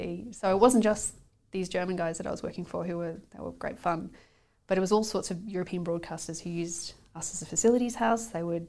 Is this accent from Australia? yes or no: yes; Australia; now in United Kingdom; I like to think of it as just being able to survive socially, so that people can go, oh, you're Australian.